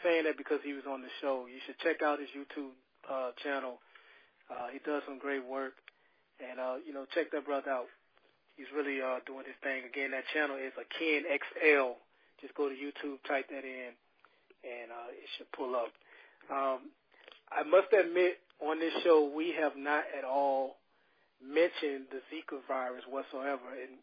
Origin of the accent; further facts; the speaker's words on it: Mobile, Alabama, United States; me and Frank, we grew up in Mobile